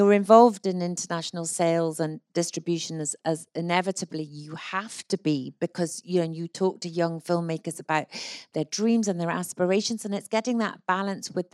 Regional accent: Scotland, United Kingdom; as a Scot

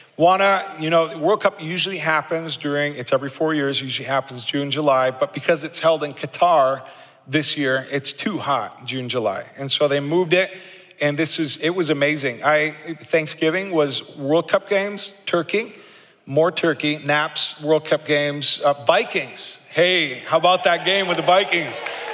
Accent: Argentina; If you know anything about me, you know that I grew up in South America as a missionary kid in Argentina.

